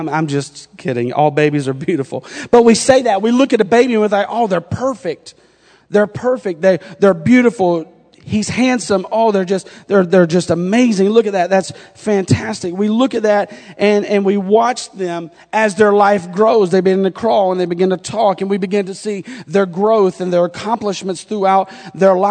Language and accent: English; North Carolina, United States; accent: North Carolina; now in Indiana, United States; my North Carolina accent